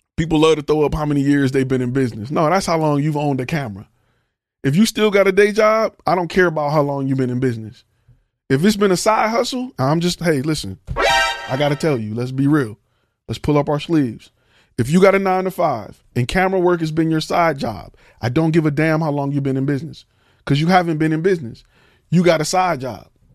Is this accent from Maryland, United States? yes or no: no; Detroit, Michigan, United States; I'm from, I'm from Detroit